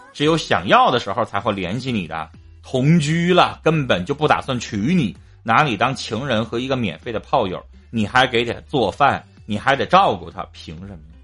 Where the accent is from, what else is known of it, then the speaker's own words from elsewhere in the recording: Northeast China, China; accent: Northeastern (Dongbei); 我们东北话俩字儿